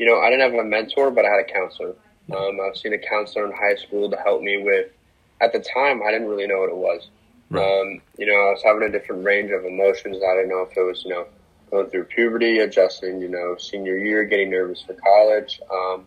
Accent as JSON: {"language": "English", "town": "Reno", "region": "Nevada", "country": "United States", "moved": "as an adult", "lives_now": "Boca Raton, United States", "said": "I'm from Reno, Nevada"}